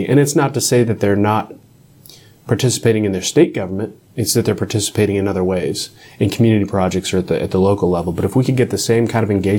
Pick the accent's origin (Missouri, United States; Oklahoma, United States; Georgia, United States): Oklahoma, United States; I am a fifth-generation Oklahoman, and I've always been passionate about my state and the people in it